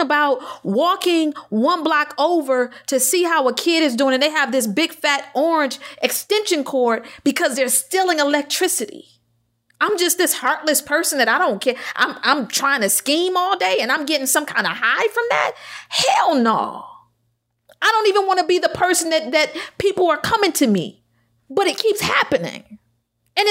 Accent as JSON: {"language": "English", "town": "Detroit", "region": "Michigan", "country": "United States", "said": "I'm from Detroit."}